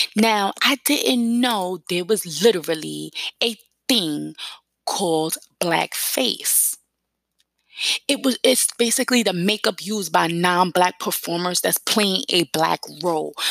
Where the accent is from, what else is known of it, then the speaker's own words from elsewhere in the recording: New York City, New York, United States; accent: New York; I grew up in East New York, Brooklyn, part of New York City, East New York, Brooklyn, Cypress Hills